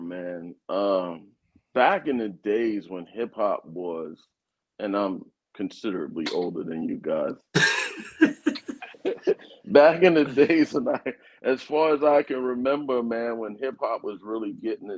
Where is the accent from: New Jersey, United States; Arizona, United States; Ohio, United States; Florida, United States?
New Jersey, United States; Jersey City; also born or lived in Georgia; I'm originally from New Jersey, Jersey City, New Jersey, to be exact. Inner city kid